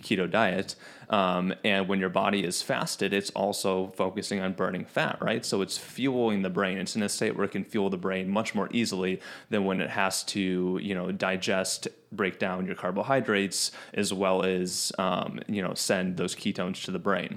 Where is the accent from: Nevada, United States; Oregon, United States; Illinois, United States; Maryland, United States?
Illinois, United States; Chicago; I grew up in Chicago